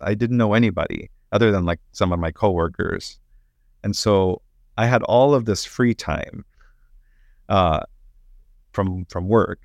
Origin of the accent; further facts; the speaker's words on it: Oklahoma City, Oklahoma, United States; moved away as an adult; also born or lived in Michigan / Fort Worth; now in Dallas, United States; I grew up in Oklahoma City in a parish run by Discalced Carmelites